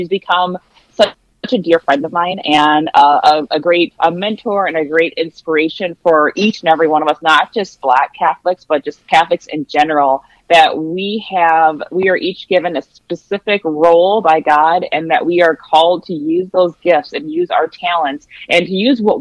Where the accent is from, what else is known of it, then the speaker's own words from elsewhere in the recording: Milwaukee, Wisconsin, United States; I grew up in Milwaukee, Wisconsin